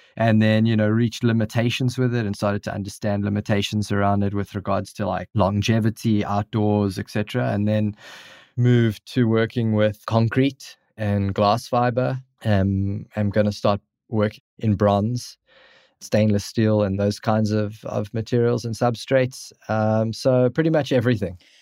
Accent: Cape Town, Western Cape, South Africa; I'm from Cape Town, South Africa

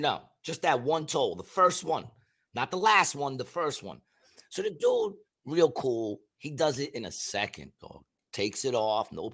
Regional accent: New York, United States; being from New York because I came from New York in the 70s

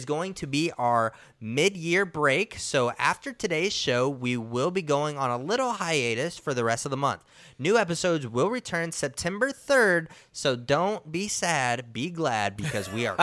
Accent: Midwest, United States; I'm from the Midwest

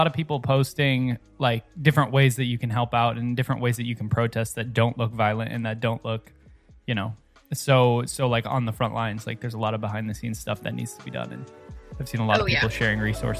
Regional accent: Minnesota, United States; I'm from Minnesota, and my whole family's around the Minneapolis area

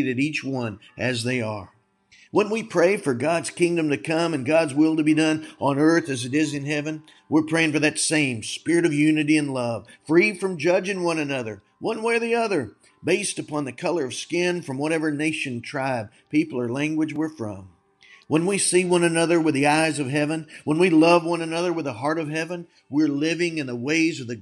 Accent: Texas, United States; I was born in Texas

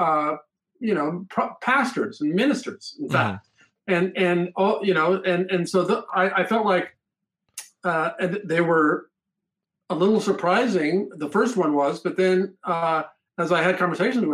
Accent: Nebraska, United States; growing up in Nebraska in the 1960s

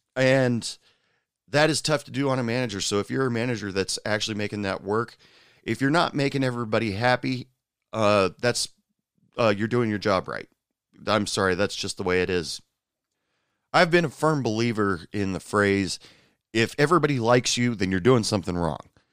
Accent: Portland, Oregon, United States; now in New York City, United States; I'm originally from the Portland area, uh, Portland area in Oregon

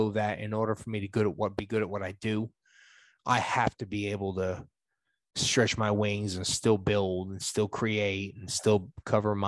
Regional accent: New York, United States; moved away as an adult; now in Kentucky, United States; I'm a New Yorker

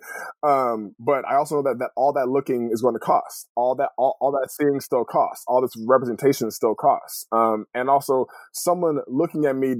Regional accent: California, United States; moved away as an adult; also born or lived in Los Angeles, California / Connecticut / Boston / Detroit; now in Portland, United States; So I grew up in California.

